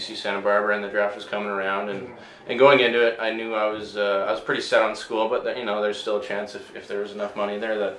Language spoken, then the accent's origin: English; Victoria, British Columbia, Canada; this is my hometown and I get to live here, you know, I grew up here.